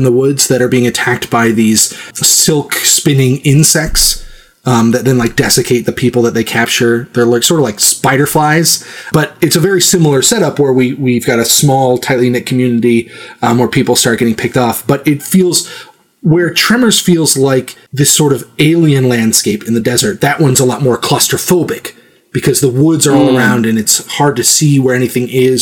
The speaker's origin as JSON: {"language": "English", "region": "Vermont", "country": "United States", "tie": "born or raised there", "said": "I'm from Vermont. I grew up in a reasonably small town"}